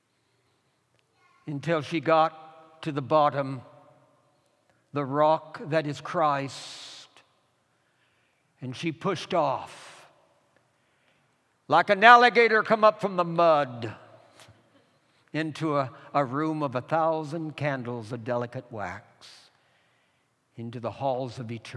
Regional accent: California, United States; pastoring a rural congregation in a farmland in California, my Auntie Ethel was dying in my hometown about 25 miles away

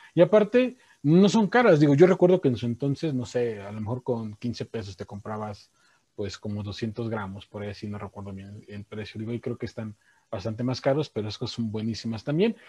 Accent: Mexico; nosotros como mexicanos

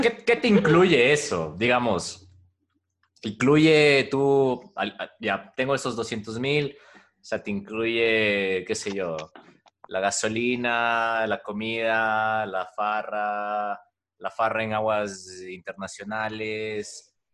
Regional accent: Ecuador; nosotros como ecuatorianos

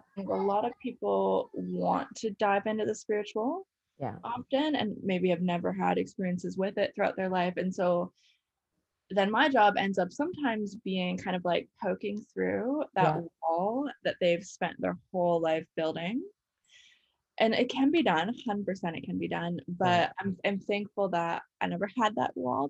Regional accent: Colorado, United States; moved away as an adult; now in Canada; I grew up in the States. Where? Colorado.

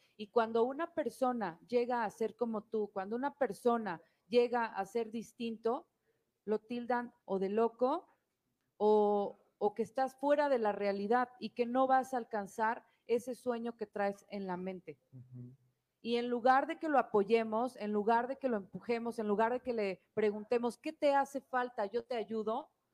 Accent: Mexico; lo que debemos hacer como mexicanos

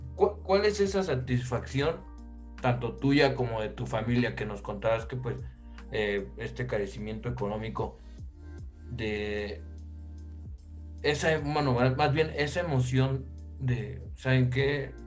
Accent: Mexico City, Mexico; yo soy de Pedregal de Santo Domingo

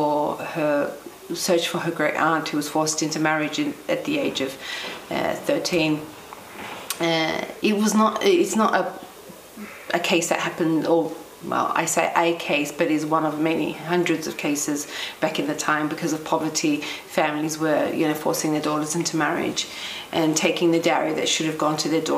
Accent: Melbourne, Victoria, Australia; I was born in Melbourne, Australia, to working class Cypriot parents

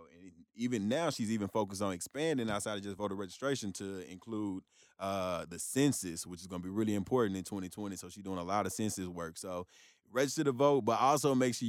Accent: Florida, United States; From, again, growing up in North Florida Rock, and my dad lived in Michigan, too

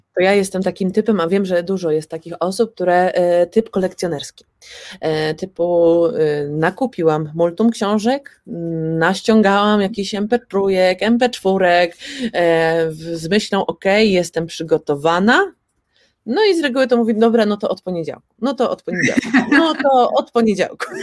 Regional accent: Poland; nam Polakom

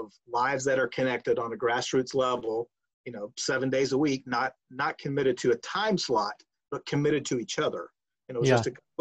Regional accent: Crystal River, Florida, United States; moved away as an adult; also born or lived in Searcy, Arkansas; I grew up in Florida, Central Florida, Crystal River, a town north of Tampa, about an hour and a half

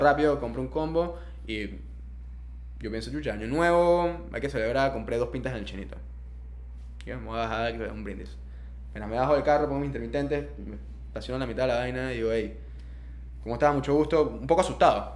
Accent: Panama; moved away; also born or lived in Indonesia; mi deber como ciudadano panameño, como persona autóctona de este país

